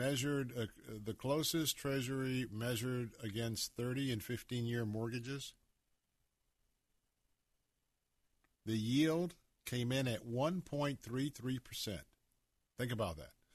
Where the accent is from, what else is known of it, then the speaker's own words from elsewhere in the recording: Tampa, Florida, United States; I was born right here in Tampa, Florida. And in the neighborhoods that I grew up, I attended Tampa Bay Elementary School